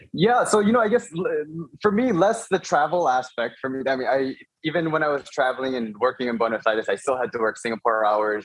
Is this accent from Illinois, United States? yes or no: yes; Chicago, Illinois, United States; moved away as an adult; so I'm Korean American. I was born and raised uh, in Chicago.